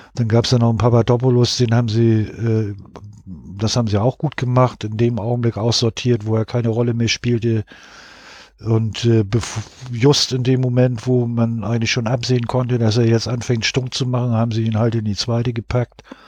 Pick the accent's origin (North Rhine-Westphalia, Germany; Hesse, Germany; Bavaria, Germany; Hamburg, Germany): Hamburg, Germany; ich komme aus Hamburg